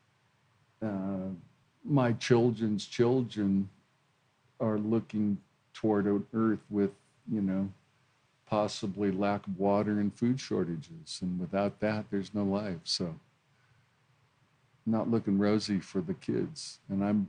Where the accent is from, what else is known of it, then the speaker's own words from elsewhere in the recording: Hawaii, United States; now in Australia; I grew up in Hawaii